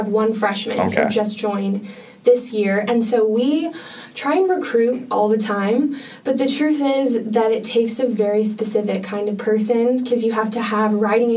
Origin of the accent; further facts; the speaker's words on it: Spokane, Washington, United States; moved away as an adult; now in Santa Barbara, United States; there actually is a polo club in my hometown of Spokane, Washington